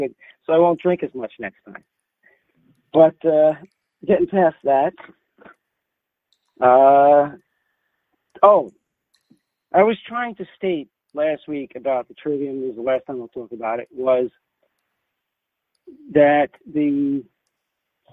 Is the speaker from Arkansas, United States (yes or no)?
no; New York City, New York, United States; accent: Bronx; my Bronx accent